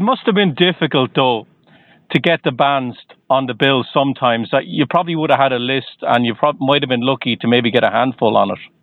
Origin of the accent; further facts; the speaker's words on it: Ireland; now in Boston, United States; I'm originally from Ireland, but I'm just outside of Boston